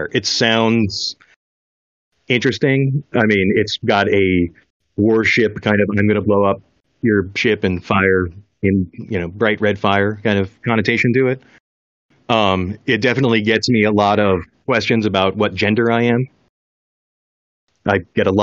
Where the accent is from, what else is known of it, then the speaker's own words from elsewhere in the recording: Oregon, United States; I grew up in Oregon